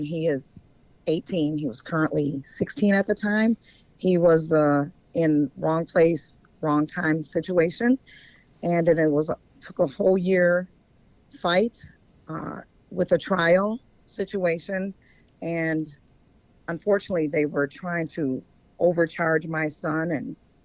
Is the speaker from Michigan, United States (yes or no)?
no; Minnesota, United States; moved away as an adult; also born or lived in Atlanta, Georgia; I'm from Minnesota, and I went to Atlanta, Georgia, and had my sons